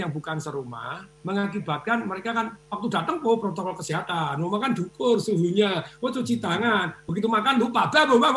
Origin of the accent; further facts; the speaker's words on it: Surakarta, Central Java, Indonesia; saya juga saya dalam kondisi deg-degan di kampung saya di Solo itu kerja bakti tidak pakai masker 69 orang kena semua